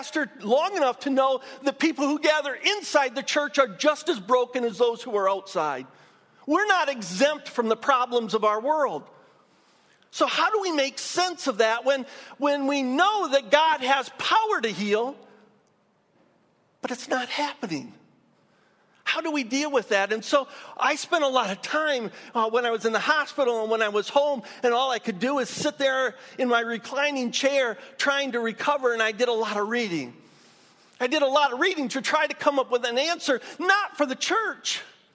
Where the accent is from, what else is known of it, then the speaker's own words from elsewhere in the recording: Michigan, United States; moved away as an adult; also born or lived in Dayton; went back to my home state of Michigan